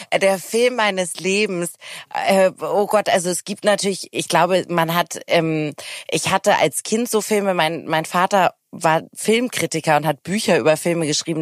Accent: Hamburg, Germany; Ich komme ja auch aus Hamburg

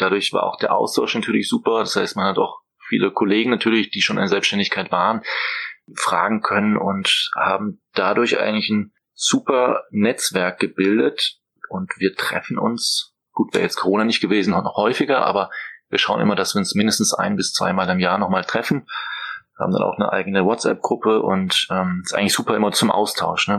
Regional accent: near the border with Strasbourg, Baden-Württemberg, Germany; moved away as an adult; also born or lived in Vienna / Budapest / Mainz / Norway; now in Berlin, Germany; komme allerdings aus dem schönen Süden, äh, aus Baden-Württemberg, Grenze zu Straßburg

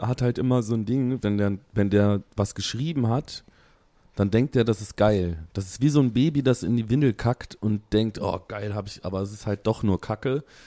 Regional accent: Aachen, North Rhine-Westphalia, Germany; … und ich, wir kommen ja aus Aachen

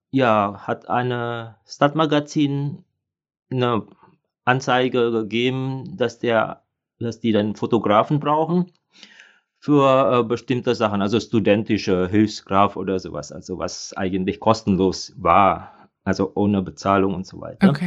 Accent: Indonesia; moved away as an adult; now in Germany; Ich komme ursprünglich aus Indonesien. Ich bin aber schon über 30 Jahre hier in Deutschland. Und am Anfang habe ich ja hier studiert.

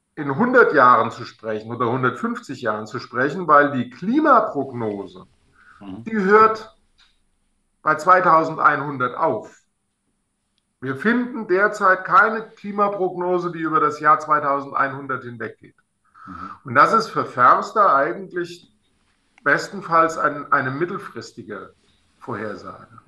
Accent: Alsfeld, Hesse, Germany; in meiner Heimatstadt Alsfeld

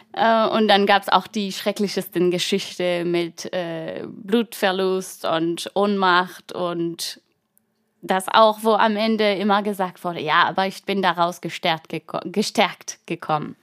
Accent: Brittany, France; German is a second language; moved away as an adult; now in Germany; Ich komme aus der Bretagne, ähm, und lebe in Deutschland seit, ähm, bald neun Jahren

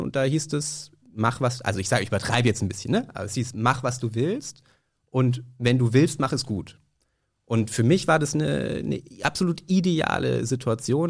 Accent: Nuremberg, Bavaria, Germany; now in Berlin, Germany; ich komme aus Nürnberg ursprünglich

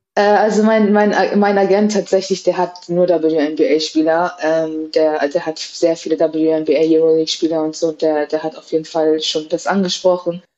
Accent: Cuxhaven, Lower Saxony, Germany; moved away; Ich bin in Cuxhaven geboren, habe auch dort angefangen äh, zu spielen

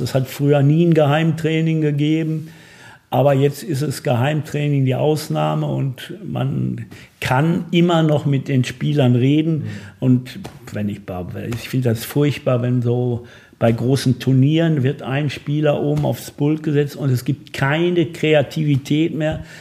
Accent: Bochum, North Rhine-Westphalia, Germany; Ich bin in Bochum geboren

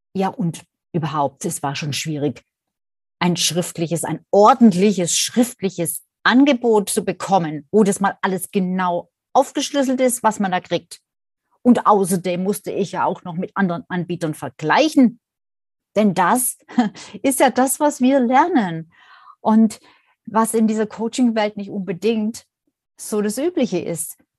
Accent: Swabia, Germany; accent: Swabian; vielleicht hört man es ja auch ab und an, dass ich eine gebürtige Schwäbin bin

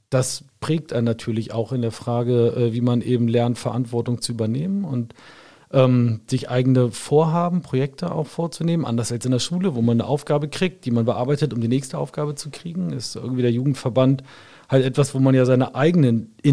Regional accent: Wolfsburg, Lower Saxony, Germany; born or raised there

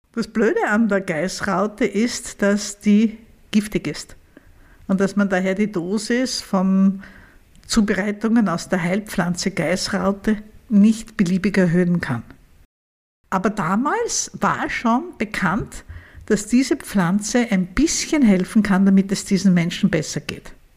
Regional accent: Vienna, Austria; bei uns in Wien

